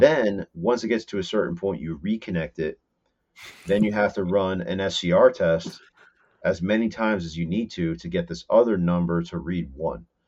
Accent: Whippany, New Jersey, United States; I grew up in Whippany, in Morris, in Morris County

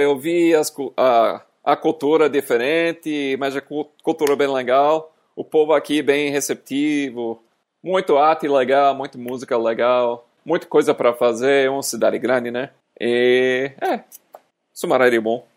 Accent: United States; Portuguese is a second language; moved away as an adult; now in Brazil

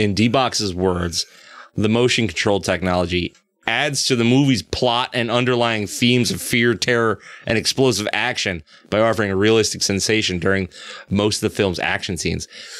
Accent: United States; Listen, I'm an American.

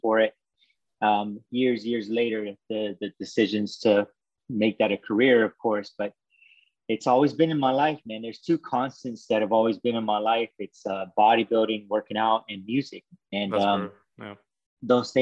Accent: Waco, Texas, United States; I'm from Waco, Texas

